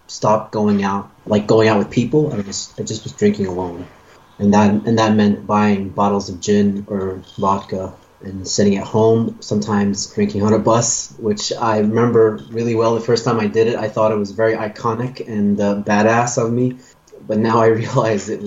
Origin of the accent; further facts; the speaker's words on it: Stockholm, Stockholm County, Sweden; I'm from Stockholm, Sweden.